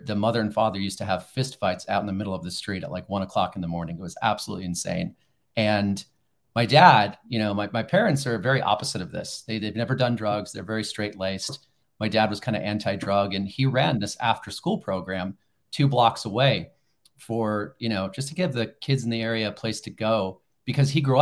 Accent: Los Angeles, California, United States; I'm a native Angeleno, right? I grew up in Los Angeles

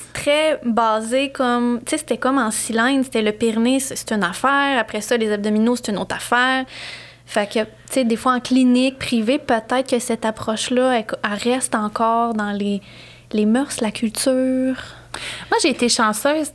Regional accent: Sherbrooke, Quebec, Canada; also born or lived in Montreal; je suis originaire de Sherbrooke

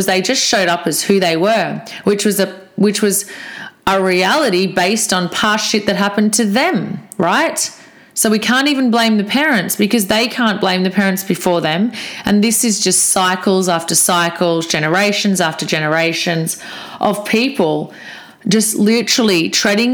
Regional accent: Australia; I'm Aussie.

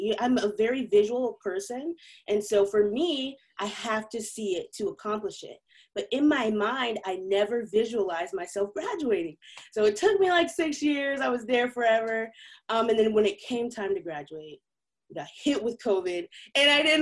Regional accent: Missouri, United States; I ended up moving back home to my hometown, and I ended up going to Missouri Western State University

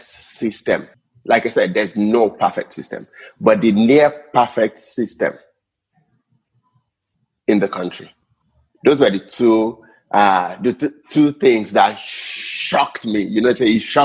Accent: Nigeria; moved away as an adult; now in Canada; I am from Niger, our people. By the way, I left Nigeria in 2018 to come to Canada.

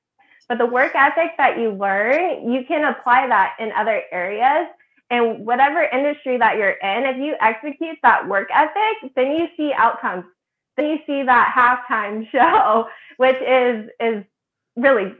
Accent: Midwest, United States; also born or lived in Indiana / Illinois; So I'm originally from the Midwest. I grew up in Indiana and Illinois.

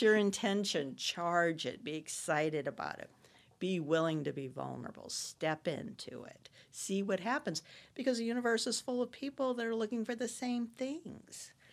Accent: Florissant, Missouri, United States; I'm from Florissant, Missouri

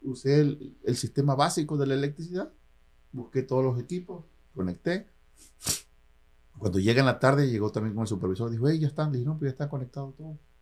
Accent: Isla, Veracruz, Mexico; moved away as an adult; also born or lived in Coatzacoalcos, Veracruz / San Francisco Bay Area, United States; now in United States; me moví de, de, mi pueblo natal, que es Isla, me moví a Coatzacoalcos.

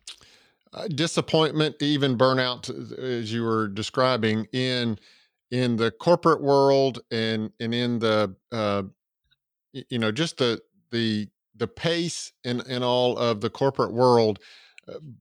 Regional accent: Georgia, United States; accent: southern; I live in Georgia and I don't leave the state of Georgia without getting the comment, "You're not from around here, are you?" Because my southern accent doesn't travel far outside of the state of Georgia

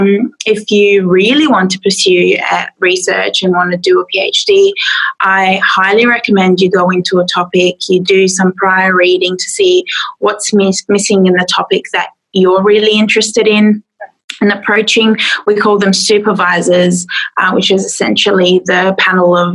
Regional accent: Adelaide, South Australia, Australia; I'm from Adelaide in South Australia

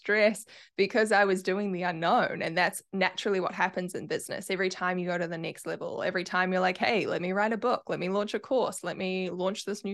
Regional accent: New Zealand; accent: Kiwi; my Kiwi accent

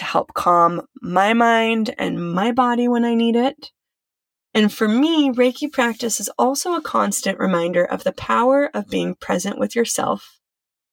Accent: Silicon Valley, California, United States; I was raised in Silicon Valley.

